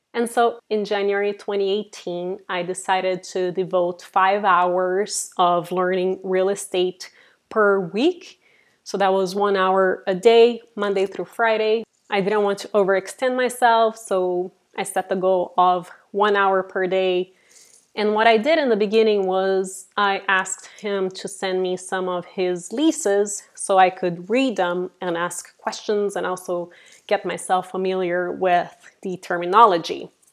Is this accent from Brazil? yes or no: yes; Brazil; also born or lived in Silicon Valley, California; now in San Francisco, United States; I'm originally from Brazil and I have been living in Silicon Valley here in California for the last 18 years